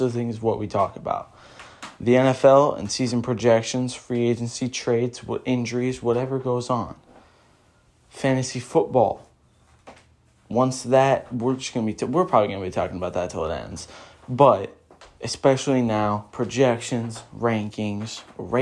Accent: Vancouver, Washington, United States; now in Portland, United States; I grew up in Vancouver, Washington, up in the Northwest. And for the rest of my life after that, I've lived in Portland

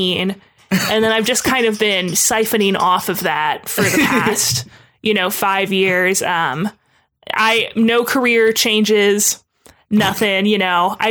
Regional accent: Cincinnati, Ohio, United States; now in Chicago, United States; I moved from my hometown of Cincinnati to the city I'm currently living in, Chicago

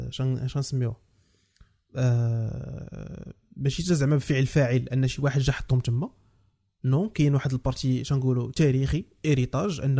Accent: Morocco; خصنا نبداو نديرو كمغاربه

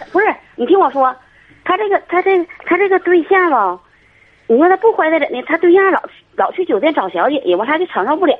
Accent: Liaoning, China; 我是辽宁的

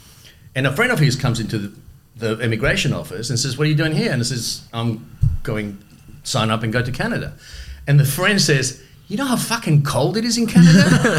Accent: Melbourne, Victoria, Australia; English is a second language; also born or lived in Germany / Madrid, Spain; So we come to Australia. We moved to Carlton, to Logan Street. I grew up in Logan Street in an amazing neighbourhood.

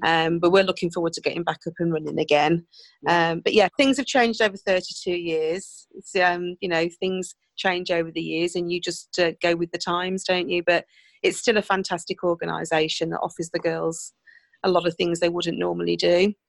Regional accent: Cookley, West Midlands, United Kingdom; born and bred in Cookley, never lived anywhere else

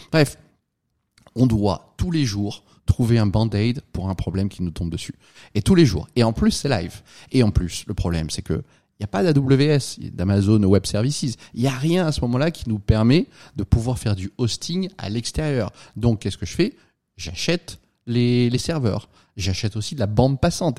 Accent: France; moved away as an adult; now in United States; je suis un Français, je suis là depuis quelques années

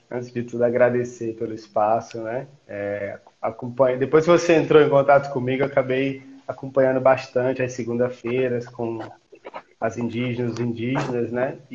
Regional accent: Campo Maior, Piauí, Brazil; also born or lived in Goiás; now in Brasília, Brazil; Eu sou de Campo Maior. É, até para contextualizar. Eu sou nascido no Goiás, {S0} mas hum. me digo, {S1} mas me digo piauiense, né?

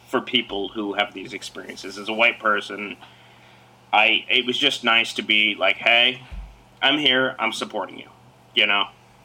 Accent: Salt Lake City, Utah, United States; I was born in Salt Lake City, Utah

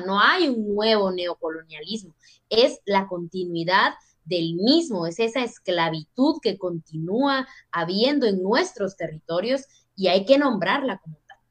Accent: Totonicapán, Guatemala; moved away as an adult; now in Basque Country, Spain; soy una mujer indígena quiché de Totonicapán, Guatemala

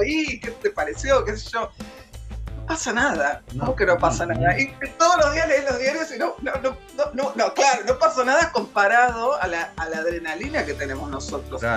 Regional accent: Argentina

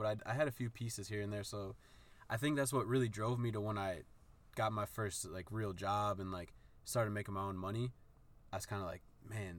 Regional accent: Forest Park, Illinois, United States; I was born in Forest Park, Illinois, which is just a few miles outside of the city of Chicago. So yeah, man, back then it was, you know, everything was great. It was playing outside on bikes, like watching the Bulls win championships

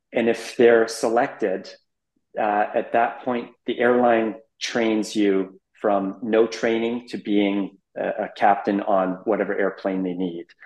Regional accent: Abbotsford, British Columbia, Canada; moved away as an adult; also born or lived in Amsterdam / Middle East; born and raised in Abbotsford, British Columbia, about an hour east of Vancouver.

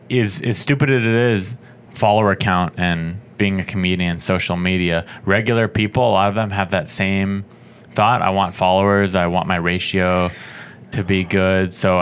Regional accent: San Diego, California, United States; We're both from San Diego.

